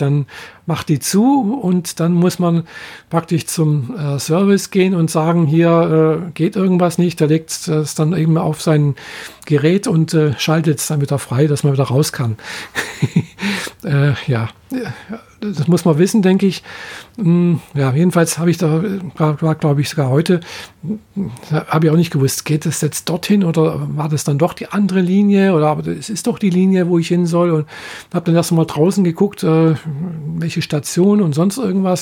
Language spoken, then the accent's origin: German; Germany; bei uns in Deutschland